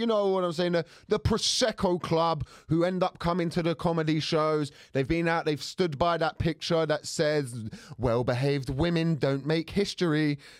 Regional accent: Luton, East of England, United Kingdom; somebody said to me, where are you really from? And I went, Luton. And then they went, no, where are you really from? And I went, Luton.

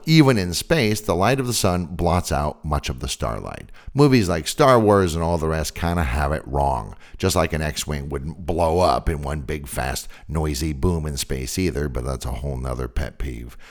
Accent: San Francisco Bay Area, California, United States; I'm from the San Francisco Bay Area, and I grew up with daily, literally daily, earthquakes

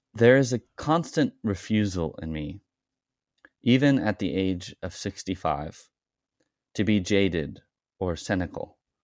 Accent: Arroyo Grande, California, United States; my hometown of Oroa Grande, California

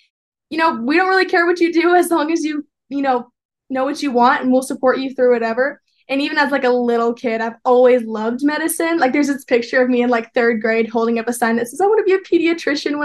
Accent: Peoria, Arizona, United States; moved away as an adult; now in Provo, United States; I grew up in Peoria, Arizona

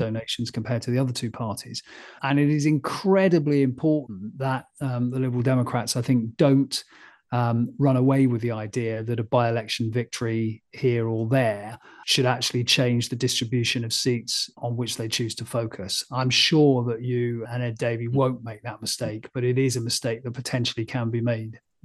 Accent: Frome, South West England, United Kingdom; moved away; Froome, which was where I was born

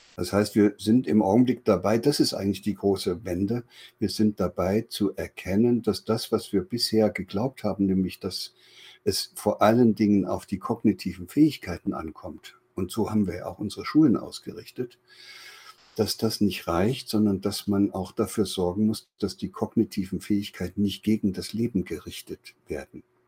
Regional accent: East Germany, Germany; in der damaligen DDR, wo ich groß geworden bin

